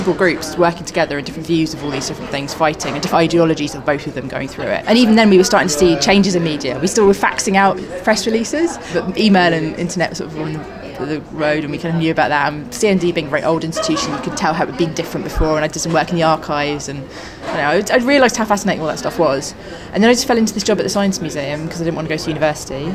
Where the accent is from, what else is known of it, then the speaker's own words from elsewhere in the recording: London, United Kingdom; I grew up in North London in the 80s